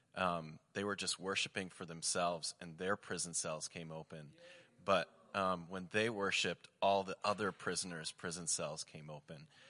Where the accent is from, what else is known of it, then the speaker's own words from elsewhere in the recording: Michigan, United States; I'm from Michigan